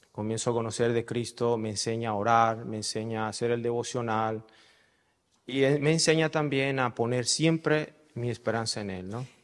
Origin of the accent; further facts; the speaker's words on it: Caracas, Capital District, Venezuela; yo nací en Caracas el primero de julio de 1985